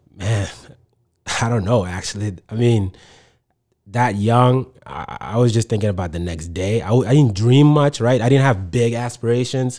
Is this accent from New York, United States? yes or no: no; Manchester, New Hampshire, United States; English is a second language; also born or lived in Sudan / Egypt; I grew up here. This is all that I knew